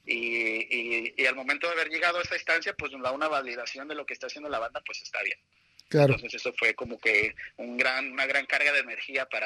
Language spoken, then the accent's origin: Spanish; Guadalajara, Jalisco, Mexico; now in Los Angeles, United States; Todos somos mexicanos.